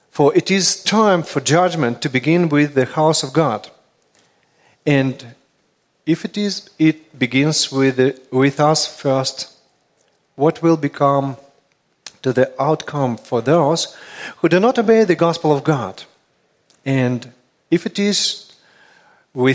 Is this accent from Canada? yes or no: no; Russia; accent: Russian; English is a second language; my Russian accent